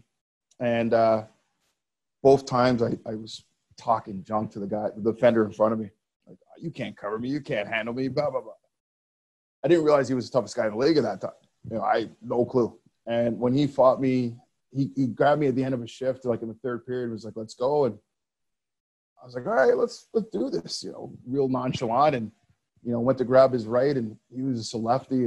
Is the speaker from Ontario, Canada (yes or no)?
no; Montreal, Quebec, Canada; growing up in Montreal, you know, I played on some really good teams as a kid